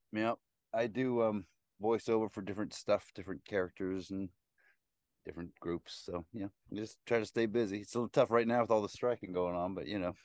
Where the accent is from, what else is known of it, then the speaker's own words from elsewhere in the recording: Nebraska, United States; moved away as an adult; also born or lived in Oklahoma / New York City; I grew up in Nebraska and a little bit in Oklahoma